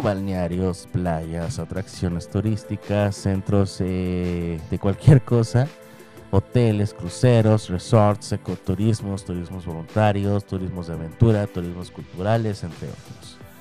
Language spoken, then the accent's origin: Spanish; Tampico, Tamaulipas, Mexico; moved away; cuando voy de vacaciones allá a mi tierra, en Tampico, Tamaulipas